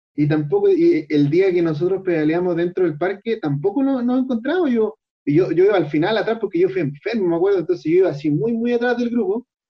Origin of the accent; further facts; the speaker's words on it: Chile; nosotros como chilenos tenemos que aprovechar que estamos en un país maravilloso